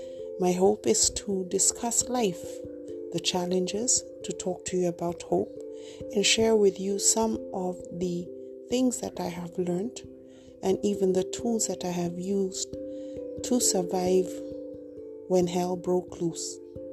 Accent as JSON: {"language": "English", "country": "United Kingdom", "said": "I'm a British Kenyan who is differently abled"}